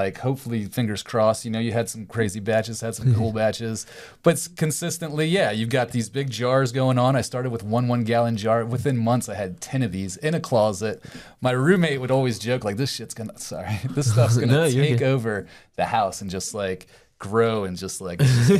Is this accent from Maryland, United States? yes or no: yes; Maryland, United States; now in St. Petersburg, United States; No, actually, I'm from Maryland originally.